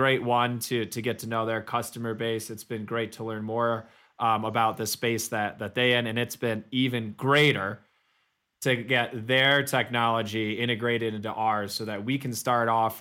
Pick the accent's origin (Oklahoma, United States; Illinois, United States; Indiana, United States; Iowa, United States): Illinois, United States; Chicago; moved away; Welcome to Chicago, my hometown